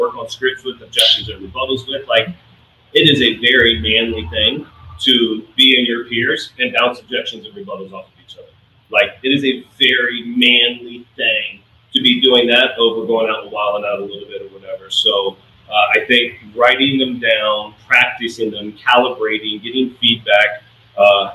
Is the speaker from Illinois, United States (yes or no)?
no; Richmond, Virginia, United States; moved away as an adult; also born or lived in Williamsburg, Virginia; now in Florida, United States; I grew up in Richmond, moved out to Williamsburg.